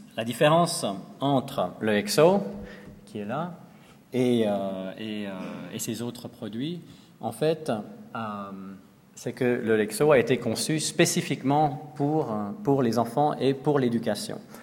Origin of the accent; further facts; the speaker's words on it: Lausanne, Vaud, Switzerland; moved away; à Lausanne, dans ma ville natale